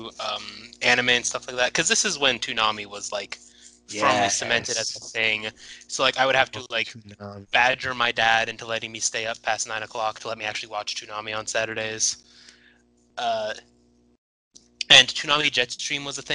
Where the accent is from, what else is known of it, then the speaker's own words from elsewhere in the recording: San Francisco, California, United States; moved away as an adult; now in Santa Barbara, United States; I grew up in Outer Sunset, San Francisco